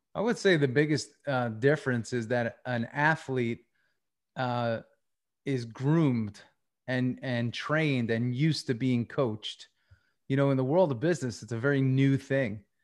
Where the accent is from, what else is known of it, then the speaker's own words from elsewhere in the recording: Long Island, New York, United States; moved away as an adult; also born or lived in Tampa; I grew up on Long Island.